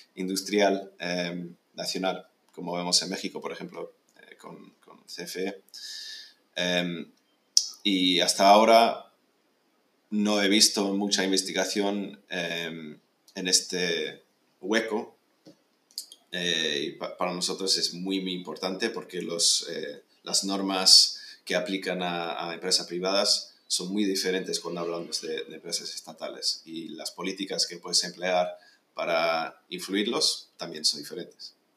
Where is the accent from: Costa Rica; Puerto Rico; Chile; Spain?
Spain; moved away; also born or lived in United Kingdom / California, United States; yo soy británico, aunque pasé casi toda la vida en, escolar en, en España